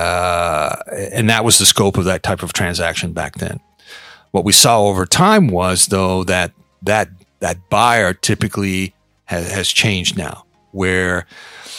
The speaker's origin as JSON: {"language": "English", "country": "Canada", "moved": "as an adult", "lives_now": "Hong Kong", "said": "I'm Canadian, so I came here originally out with the Bombardier Business"}